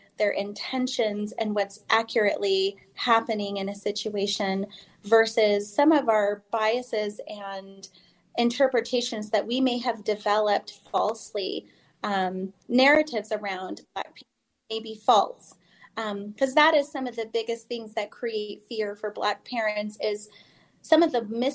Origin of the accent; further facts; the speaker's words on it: Utah, United States; I grew up here in Utah